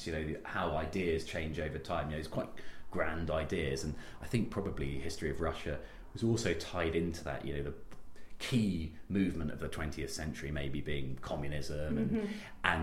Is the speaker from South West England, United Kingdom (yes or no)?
yes; Bristol, South West England, United Kingdom; also born or lived in Oxford; I am Bristolian. I was born in Bristol, always lived outside of the city, but I went to school in Bristol.